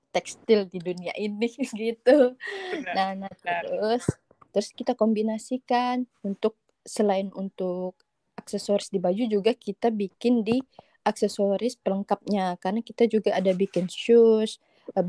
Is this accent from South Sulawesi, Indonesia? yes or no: no; Siak Sri Indrapura, Riau, Indonesia; aku berasal dari sebuah kota kecil yang ada di Indonesia nih namanya Siak Sri Indrapura. Okay. Nah, Provinsi Riau